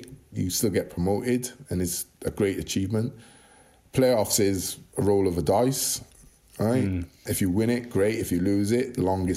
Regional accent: Welsh, Wales, United Kingdom; being Welsh

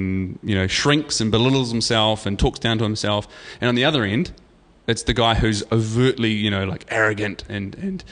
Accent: New Zealand; I'm from New Zealand and, you know, I do this and I'm 37

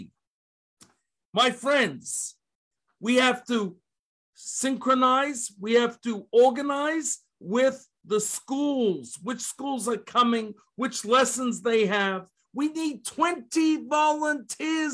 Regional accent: Melbourne, Victoria, Australia; moved away as an adult; now in Columbus, United States; I come from Melbourne, Australia

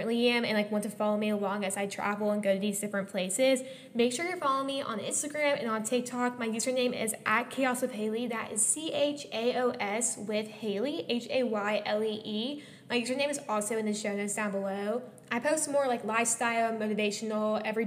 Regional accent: Dallas, Texas, United States; my hometown, Dallas, Texas

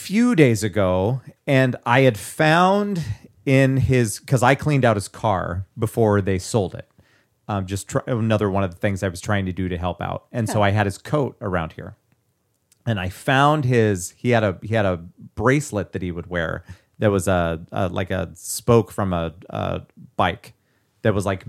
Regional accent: California, United States; I can say like as much as I want to because I'm from the Valley.

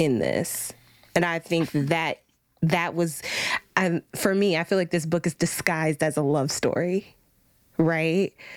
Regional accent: United States; we are american women raised by black American women

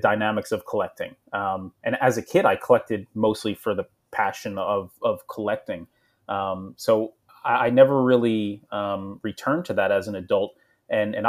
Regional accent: New Jersey, United States; I grew up in Jersey

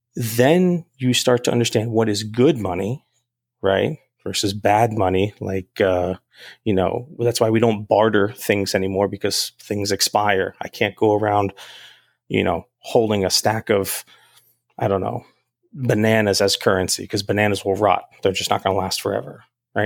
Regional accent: United States; I'm a United States American. I was born in the United States

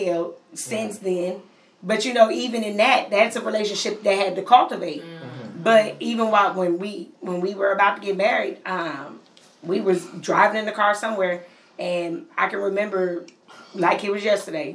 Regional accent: Pennsylvania, United States; moved away; I'm from Pennsylvania

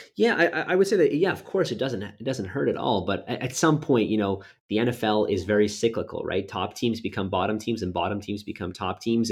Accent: Winnipeg, Manitoba, Canada; moved away as an adult; also born or lived in Halifax, Nova Scotia; originally born and raised in Winnipeg, Manitoba

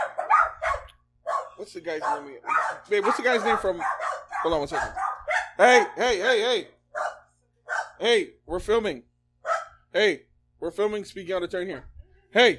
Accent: Toronto, Ontario, Canada; moved away; also born or lived in New York; I'm from Toronto

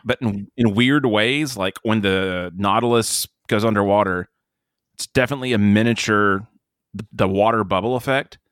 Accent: United States; I'm American. I'm not British

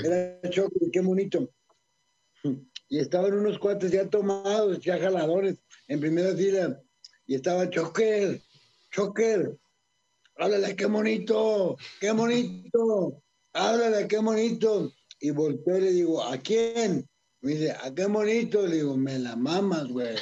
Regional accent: Guadalajara, Jalisco, Mexico; moved away; fui a mi tierra, a Guadalajara

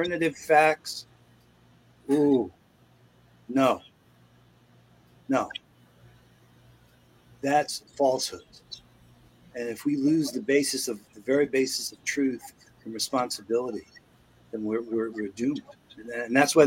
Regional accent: New York, United States; moved away; also born or lived in Seattle; I grew up in New York

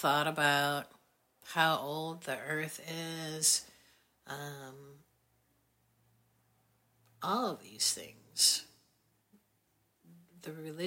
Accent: Wisconsin, United States; I'm from Wisconsin

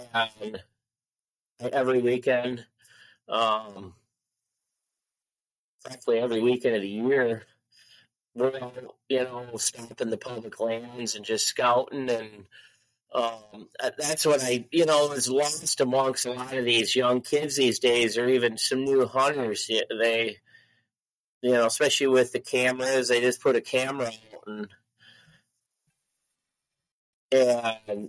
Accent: Michigan, United States; moved away as an adult; now in Iowa, United States; I grew up in Michigan

